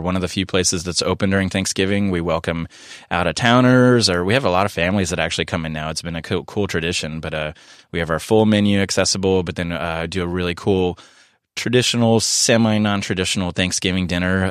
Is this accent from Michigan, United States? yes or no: no; San Diego, California, United States; being born and raised in San Diego